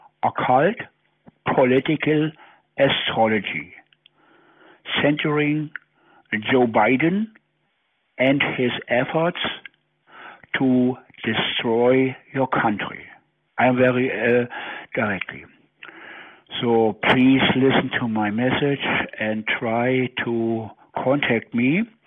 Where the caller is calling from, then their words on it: Germany; English is a second language; I am calling from Germany.